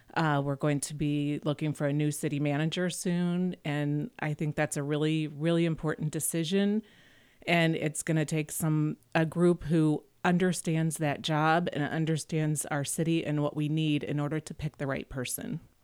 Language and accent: English; Webster Groves, Missouri, United States; I grew up in Webster Groves